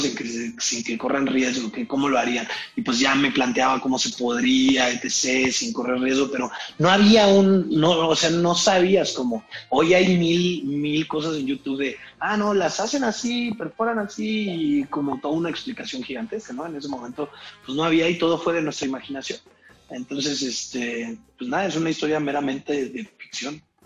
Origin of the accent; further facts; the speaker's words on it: Irapuato, Guanajuato, Mexico; accent: Irapuato; moved away; yo crecí en Irapuato